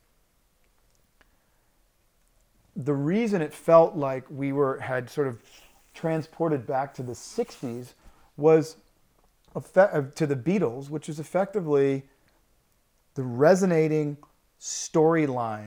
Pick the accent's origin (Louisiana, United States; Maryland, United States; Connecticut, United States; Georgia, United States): Louisiana, United States; moved away; growing up in Louisiana